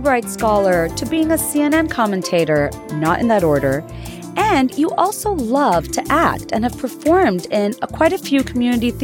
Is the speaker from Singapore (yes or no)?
no; Dhaka, Dhaka Division, Bangladesh; moved away; I was raised in Dhaka in Bangladesh.